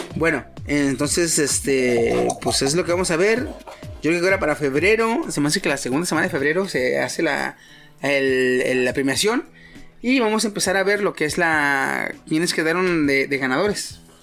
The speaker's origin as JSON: {"language": "Spanish", "country": "Mexico", "said": "como paisa"}